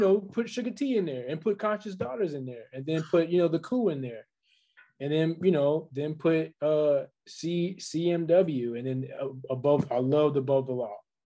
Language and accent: English; Los Angeles, California, United States; I'm from the South. They're not from my hood. You know what I mean? I'm from LA streets.